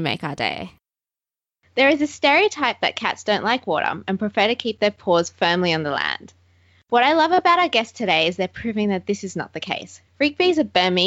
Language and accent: English; Australia; Aussies at heart